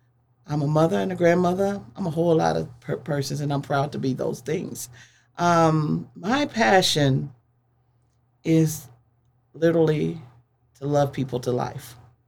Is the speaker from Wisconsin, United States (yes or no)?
yes; Wisconsin, United States; moved away; I'm originally from Wisconsin